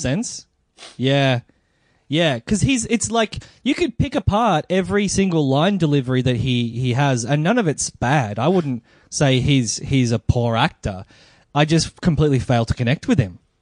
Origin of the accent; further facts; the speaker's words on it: Melbourne, Victoria, Australia; I am a comedian from Melbourne